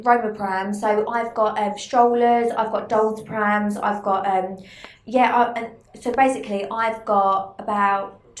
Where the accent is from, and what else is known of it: Essex, East of England, United Kingdom